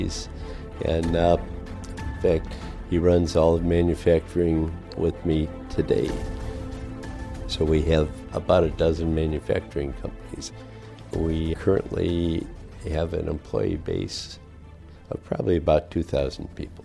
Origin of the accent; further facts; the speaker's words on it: Chicago, Illinois, United States; now in West Michigan, United States; I grew up in Chicago